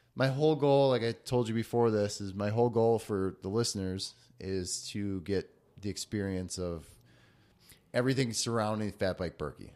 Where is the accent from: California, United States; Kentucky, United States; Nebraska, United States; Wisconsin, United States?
Wisconsin, United States; moved away; also born or lived in western North Dakota / Denver; I left Wisconsin out of state for 10 years